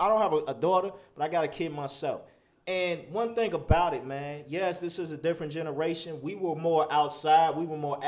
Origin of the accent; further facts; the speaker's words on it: Chicago, Illinois, United States; I'm from Chicago